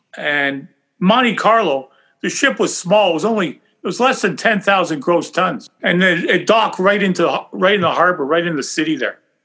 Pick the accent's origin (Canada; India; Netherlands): Canada; I probably would have been the only Canadian working there